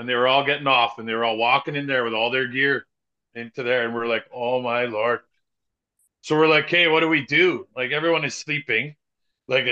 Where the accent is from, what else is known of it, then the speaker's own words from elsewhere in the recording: Canada; we're Canadian